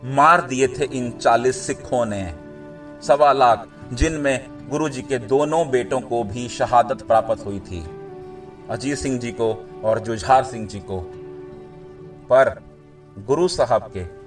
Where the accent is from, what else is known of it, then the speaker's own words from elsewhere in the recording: India; हम उस देश में पैदा हुए हैं